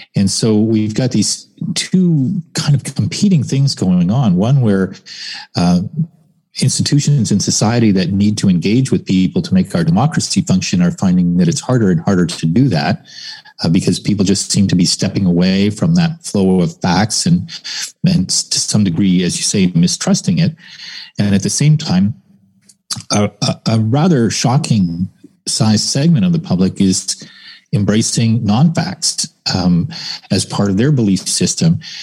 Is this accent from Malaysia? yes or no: no; Canada